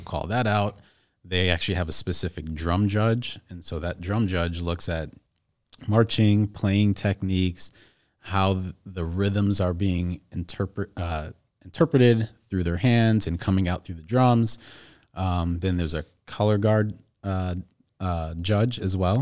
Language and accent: English; Skokie, Illinois, United States; also born or lived in Evanston; from here, from Chicagoland. I actually grew up in Skokie.